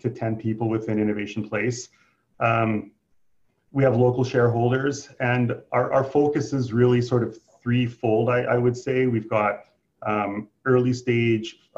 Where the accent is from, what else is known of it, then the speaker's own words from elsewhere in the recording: Saskatoon, Saskatchewan, Canada; So I'm from Saskatoon locally. I've lived here all my life.